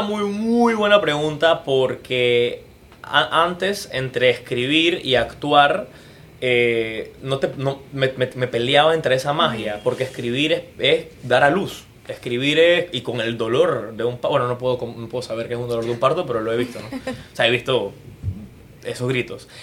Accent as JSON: {"language": "Spanish", "country": "Panama", "said": "como panameño"}